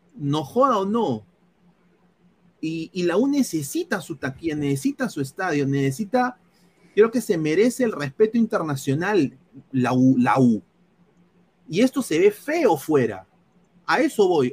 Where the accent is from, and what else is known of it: Peru; moved away